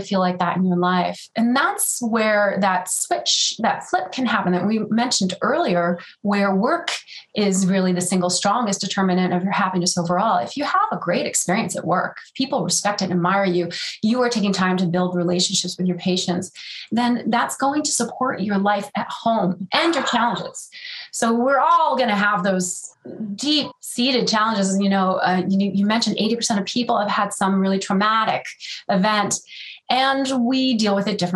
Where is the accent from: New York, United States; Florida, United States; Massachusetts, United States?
New York, United States; now in California, United States; I am in California, but I'm a New Yorker at heart